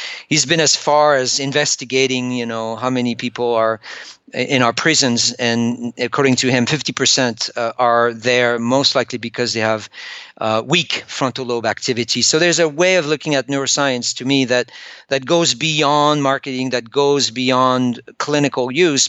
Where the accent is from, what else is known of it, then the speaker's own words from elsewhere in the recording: France; English is a second language; I'm French.